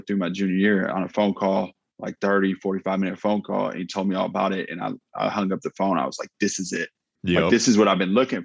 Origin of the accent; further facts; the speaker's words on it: Northwest Indiana, United States; moved away; I grew up in Northwest Indiana, about 30 minutes outside of Chicago